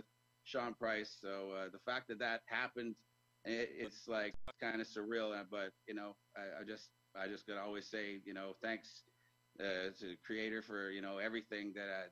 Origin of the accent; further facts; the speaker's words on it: Toronto, Ontario, Canada; I was from Toronto